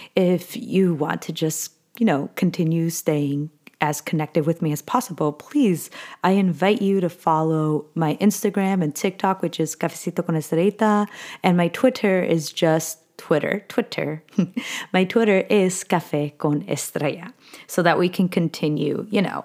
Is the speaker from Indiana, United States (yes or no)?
no; California, United States; I really was born and raised in California.